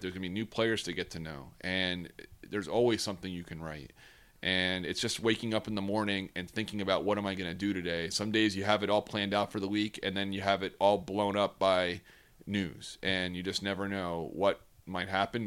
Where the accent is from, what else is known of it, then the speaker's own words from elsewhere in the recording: New York area, United States; moved away as an adult; also born or lived in Cincinnati, Ohio / Bristol, Connecticut; I grew up in the New York area.